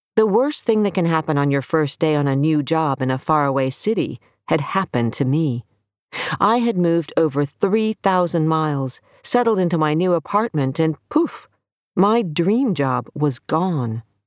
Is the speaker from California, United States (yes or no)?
no; Miami, Florida, United States; moved away as an adult; also born or lived in Seattle; I went to my hometown, Miami, Florida